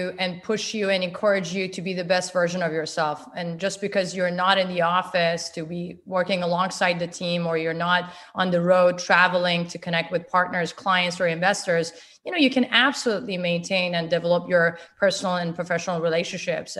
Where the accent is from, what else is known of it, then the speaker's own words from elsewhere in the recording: Canada; a Canadian citizen. We live in a dual lingual, you know, bilingual country.